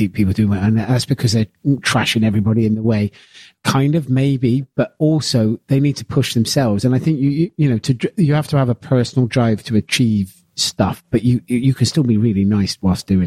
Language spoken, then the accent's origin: English; Gloucester, South West England, United Kingdom; I'm a bloke from Gloucester that cooks